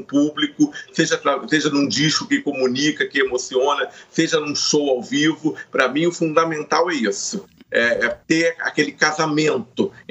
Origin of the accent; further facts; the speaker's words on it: Rio de Janeiro, Brazil; É, eu sou carioca, do subúrbio carioca, fui criado ali.